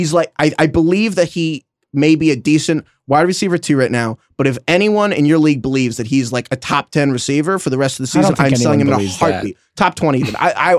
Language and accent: English; New York, United States; but when I was a young Giants fan growing up in New York, I regularly grabbed for a Pepsi to celebrate every Giants win.